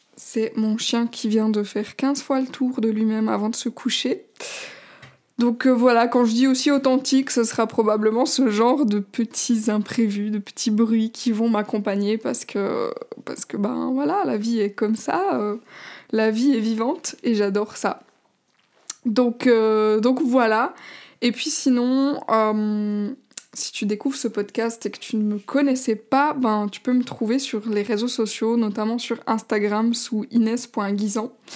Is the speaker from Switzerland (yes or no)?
yes; Switzerland; je suis suisse